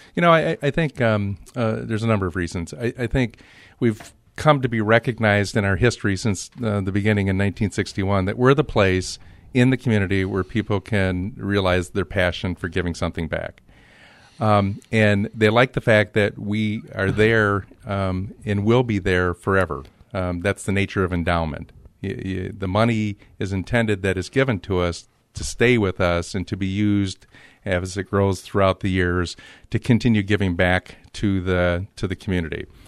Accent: Grand Rapids, Michigan, United States; also born or lived in Detroit; my childhood was spent in Grand Rapids

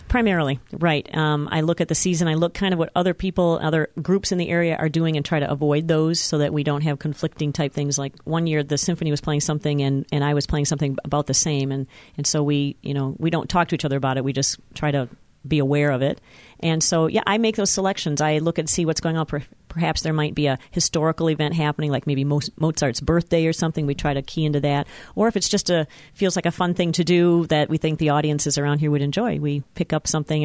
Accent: Petoskey, Michigan, United States; moved away as an adult; also born or lived in Lansing, Michigan / Muskegon, Michigan; I grew up in Petoskey, Michigan

